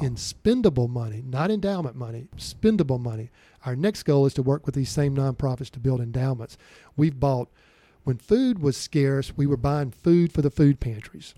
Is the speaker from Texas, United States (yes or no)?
no; Vicksburg, Mississippi, United States; I grew up in Vicksburg, Mississippi